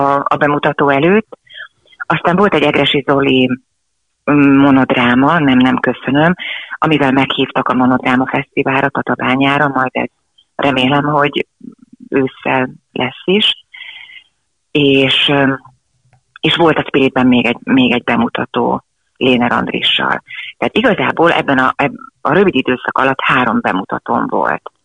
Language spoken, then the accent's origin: Hungarian; Želiezovce, Nitra Region, Slovakia; moved away; egy 150 fős pici faluban éltünk, vagy éltek a szüleim akkor a nagyszülőkkel együtt, és onnan a város Zseliz, ahol aztán később éltünk